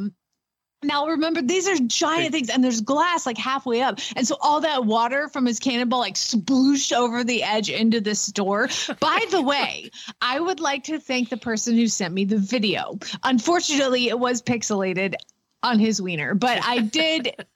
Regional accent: Georgia, United States; I'm from Georgia. I was born in Georgia. My daddy's from Georgia. My whole family lives in Georgia

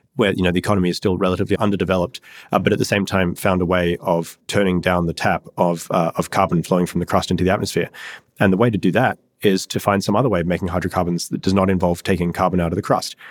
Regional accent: Australia; moved away as an adult; I grew up in Australia in a reasonably rural area

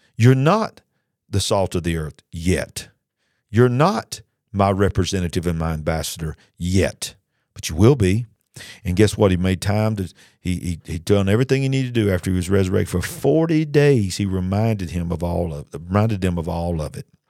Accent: United States; I went to France as an American, And I walked around the streets as an American

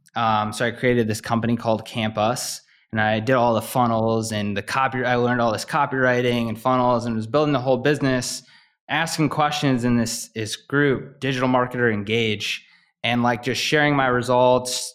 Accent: Midwest, United States; growing up in the Midwest

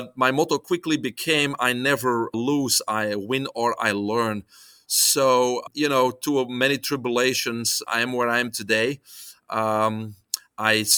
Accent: Belgium; English is a second language; moved away as an adult; I was born in Belgium. Probably listeners hear the accent.

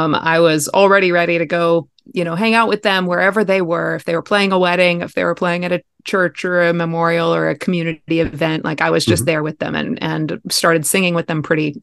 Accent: Puget Sound area, Washington, United States; moved away as an adult; now in Alaska, United States; I'm from the Puget Sound area

